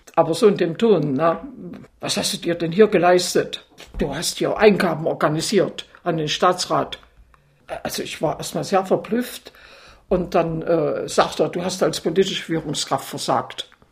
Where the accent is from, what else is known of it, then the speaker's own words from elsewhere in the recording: Altenburg, Thuringia, Germany; bei uns in Altenburg gab es noch eine sehr gute in der DDR